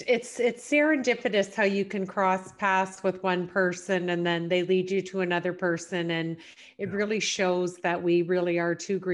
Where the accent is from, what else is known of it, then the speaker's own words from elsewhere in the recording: Canada; I live here now in London, grew up actually in several small rural communities. My dad was an entrepreneur, so we moved around a lot.